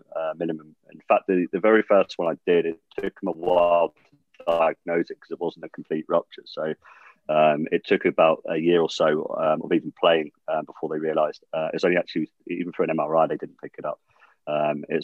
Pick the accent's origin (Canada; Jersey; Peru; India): Jersey; growing up in Jersey